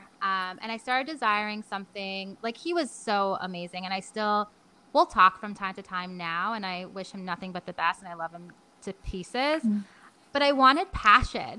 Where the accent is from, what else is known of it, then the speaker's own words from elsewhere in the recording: New York, United States; I'm a New Yorker